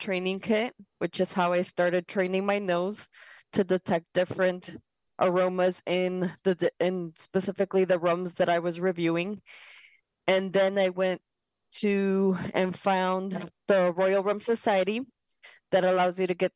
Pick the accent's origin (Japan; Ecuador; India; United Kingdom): Ecuador; I'm from South America, Ecuador specifically